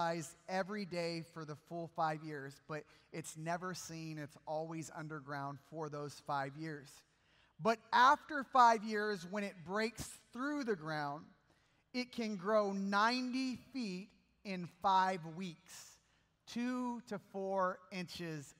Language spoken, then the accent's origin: English; Bakersfield, California, United States; I'm from Bakersfield, California